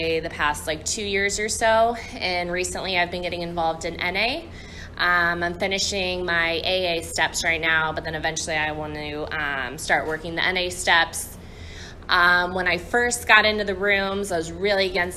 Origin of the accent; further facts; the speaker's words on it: St. Louis, Missouri, United States; I'm from St. Louis.